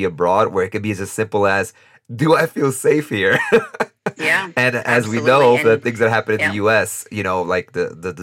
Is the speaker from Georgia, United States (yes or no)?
no; New York City, New York, United States; first language Spanish; moved away as an adult; now in Costa Rica; I'm from New York City and I grew up in the hood